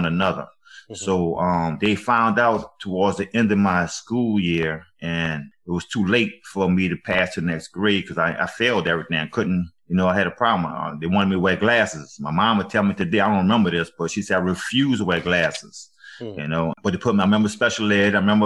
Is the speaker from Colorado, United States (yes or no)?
no; New Orleans, Louisiana, United States; also born or lived in Avondale, Louisiana; I grew up in Seven Water, New Orleans